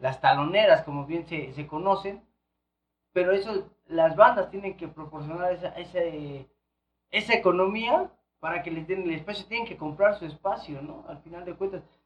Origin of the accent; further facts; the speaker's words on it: Ixtapaluca, State of Mexico, Mexico; soy de Iztapaluca